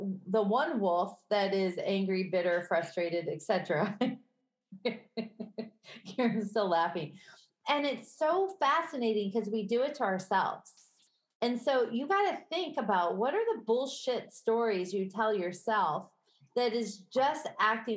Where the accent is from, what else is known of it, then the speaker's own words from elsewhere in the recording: Midwest, United States; accent: Midwestern; My Midwestern accent